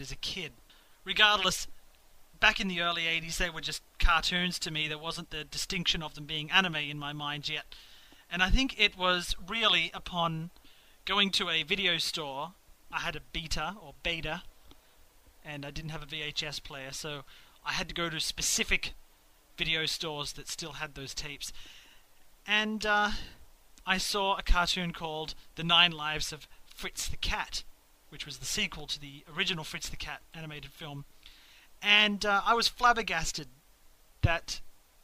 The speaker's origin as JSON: {"language": "English", "country": "Australia", "tie": "born or raised there", "said": "Growing up in Australia"}